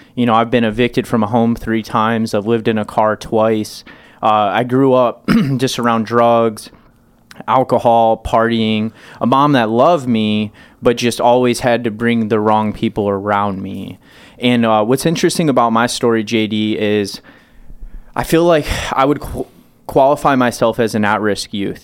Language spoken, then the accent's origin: English; Michigan, United States; I grew up so poor, but in Michigan